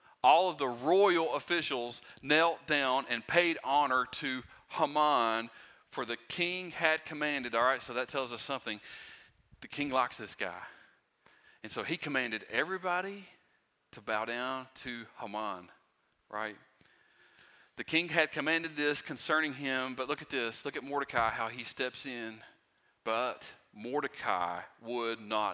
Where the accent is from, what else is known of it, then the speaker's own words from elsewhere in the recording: Pound, United States; I'm from Pound, and so I'm like used to haulers and gravel roads and stuff like